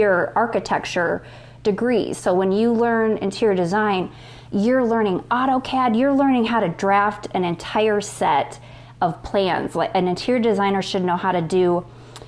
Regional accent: Minnesota, United States; moved away; we're in Minnesota at that point

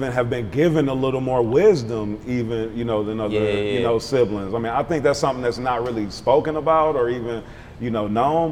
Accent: Milwaukee, Wisconsin, United States; moved away; I'm from Milwaukee, moved.

